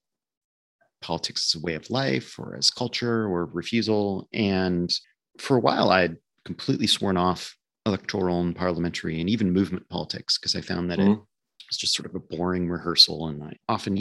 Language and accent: English; Nebraska, United States; I grew up in Nebraska, a rather conservative state in the middle of nowhere